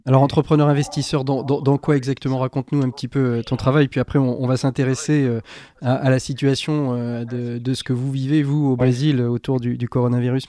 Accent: France; chez vous, comme chez nous en France

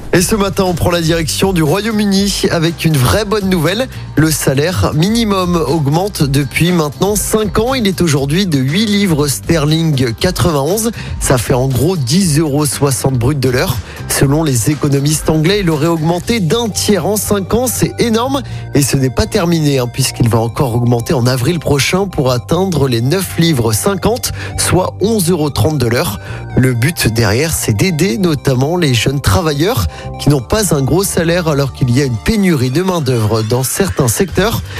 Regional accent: France; chez nous en France

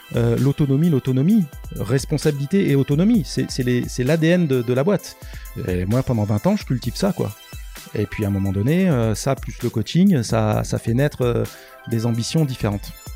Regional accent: Les Sables-d'Olonne, Pays de la Loire, France; je suis né au Sable d'Olonne et, j'ai des racines italiennes

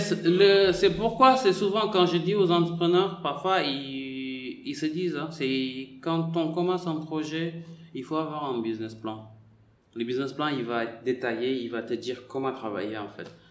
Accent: Senegal; moved away as an adult; also born or lived in Marseille; moi j'ai quitté le Sénégal, j'avais 18 ans

